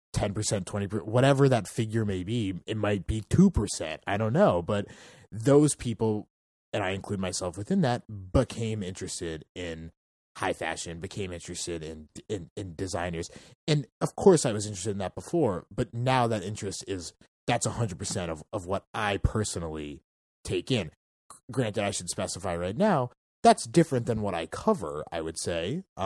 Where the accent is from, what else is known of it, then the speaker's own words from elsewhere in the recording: Bethesda, Maryland, United States; I grew up in Bethesda, Maryland.